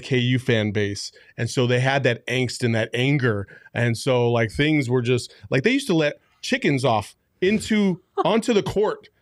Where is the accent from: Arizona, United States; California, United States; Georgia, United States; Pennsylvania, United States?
Arizona, United States; Tempe; I grew up in Tempe